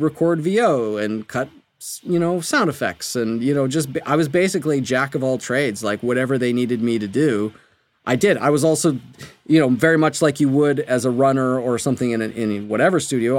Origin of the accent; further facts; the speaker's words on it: Canada; moved away as an adult; also born or lived in Berkeley, California, United States; now in Los Angeles, United States; I'm from Canada